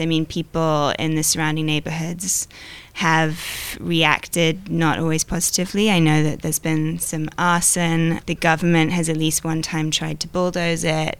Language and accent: English; United Kingdom; I'm British